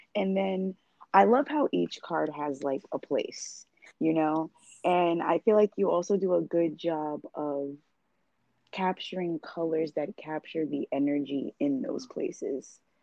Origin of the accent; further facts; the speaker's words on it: New York, United States; I'm someone who was born and raised in New York